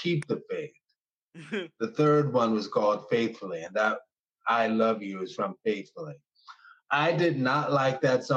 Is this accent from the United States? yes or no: yes; New Orleans, Louisiana, United States; I have to represent my area. And I'm from Gentilly